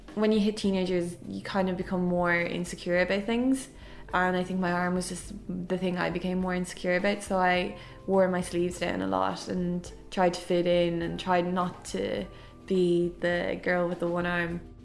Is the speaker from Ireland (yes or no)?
yes; Dublin, Leinster, Ireland; I'm from Clontarf